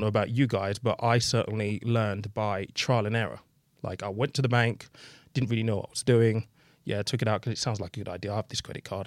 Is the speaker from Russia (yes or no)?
no; United Kingdom; in the U K, I think we're very British